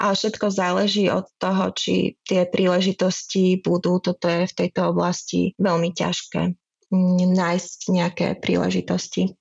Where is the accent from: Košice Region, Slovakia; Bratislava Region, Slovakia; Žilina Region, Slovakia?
Košice Region, Slovakia; Košice; moved away as an adult; also born or lived in Prague; now in Czech Republic; Pochádzam z Košíc